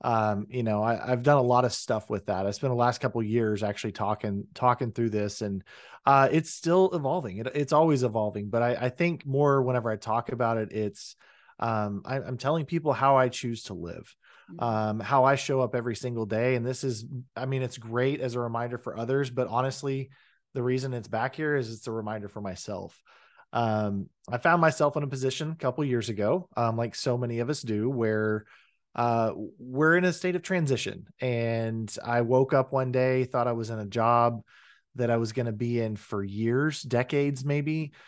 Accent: Oklahoma, United States; also born or lived in Texas; Was born in Texas, raised in Oklahoma.

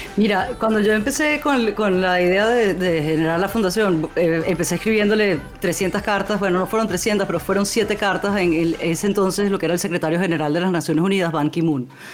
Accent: Venezuelan Amazonas, Venezuela; moved away; yo crecí en el Amazonas venezolano

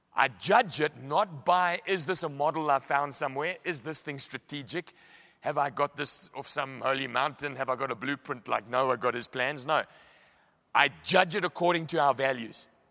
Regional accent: Pietermaritzburg, KwaZulu-Natal, South Africa; I come from Maritzburg

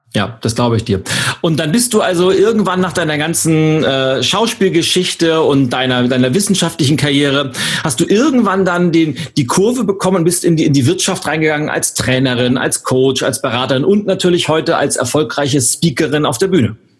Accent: Berlin, Germany; wir, Berlin, wir Berliner

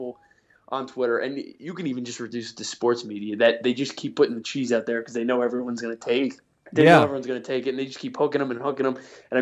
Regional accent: New York, United States; moved away; I'm from New York

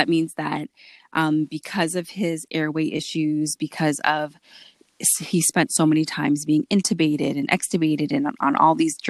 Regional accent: Ajax, Ontario, Canada; I am a Canadian musician, composer, academic, and arts educator. I am born in Canada, but my parents are both from Antigua and Barbuda, and I identify as a Black woman, an Afro-Caribbean Canadian woman.

